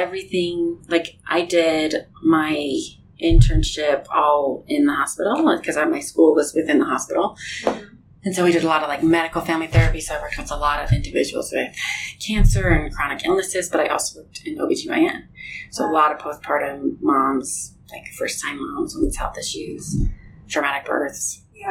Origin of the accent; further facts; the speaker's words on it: Denver, Colorado, United States; So I grew up in Denver, moved out here to BYU